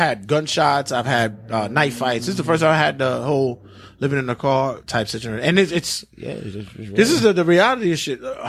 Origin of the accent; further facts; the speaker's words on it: New York City, New York, United States; Growing up in Brooklyn doing my thing, I've taken L's.